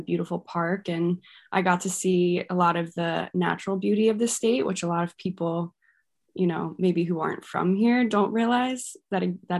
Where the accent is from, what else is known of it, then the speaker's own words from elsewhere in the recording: Haddon Township, New Jersey, United States; also born or lived in Merchantville; I was born and lived in Merchantville for the first, you know, little bit, and then grew up in Haddon Township.